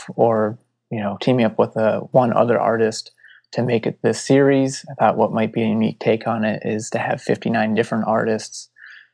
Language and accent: English; Palmer, Massachusetts, United States; growing up in Western Massachusetts and not really seeing much beyond